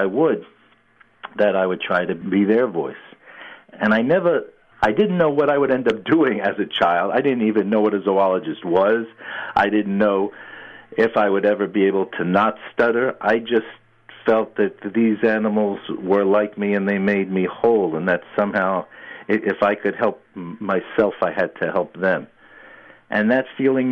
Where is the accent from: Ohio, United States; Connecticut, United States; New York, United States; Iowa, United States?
New York, United States; New York City; I grew up in New York City, I had pets